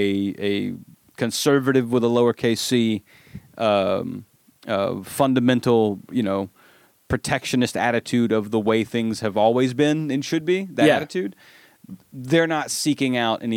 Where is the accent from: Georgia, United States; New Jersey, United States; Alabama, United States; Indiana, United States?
Alabama, United States; you can tell I'm from Alabama